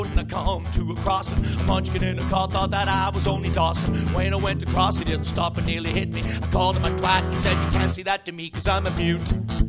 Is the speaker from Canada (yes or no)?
yes; Canada; I am Canadian.